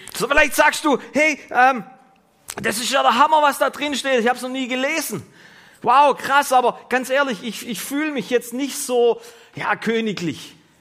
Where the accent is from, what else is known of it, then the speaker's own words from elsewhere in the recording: Germany; wir als Deutsche, die wir wirklich menschenfreundlich sind